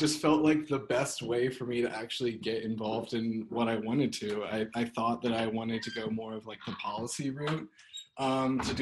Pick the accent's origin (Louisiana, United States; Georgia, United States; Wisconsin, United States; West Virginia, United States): Louisiana, United States; moved away as an adult; now in Kutztown, United States; I'm originally from Louisiana, but I moved here for the Rodale